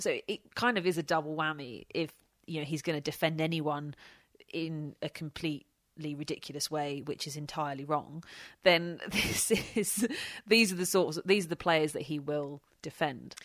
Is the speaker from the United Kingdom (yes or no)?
yes; Kent, South East England, United Kingdom; I'm from Kent